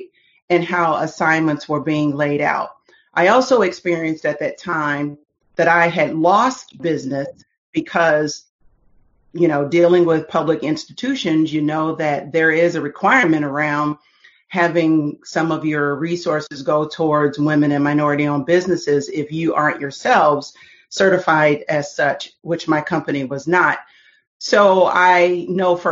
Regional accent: Dayton, Ohio, United States; I'm originally from Dayton, Ohio.

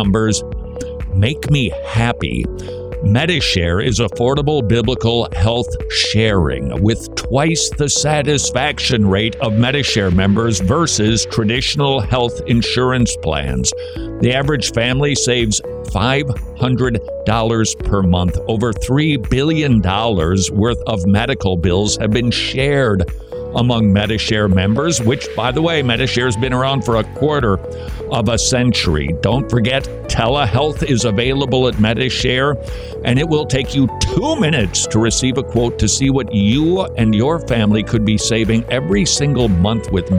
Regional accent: Minnesota, United States; now in Georgia, United States; I come from Minnesota, land of 10,000 lakes

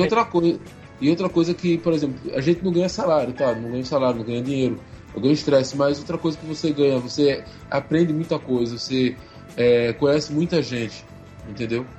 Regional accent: Pernambuco, Brazil; eu sou daqui de Pernambuco

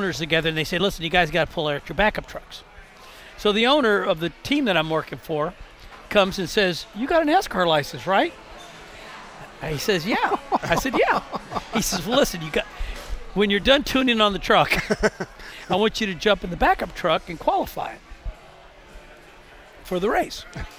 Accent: Tampa, Florida, United States; born or raised there

